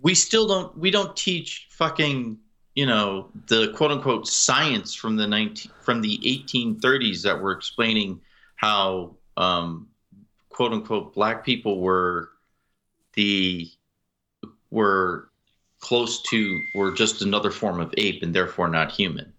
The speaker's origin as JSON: {"language": "English", "area": "outside of Springfield", "region": "Massachusetts", "country": "United States", "tie": "born or raised there", "said": "I grew up outside of Springfield, Massachusetts"}